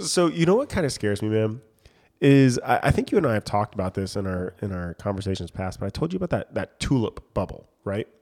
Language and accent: English; United States; as a countryman, as an American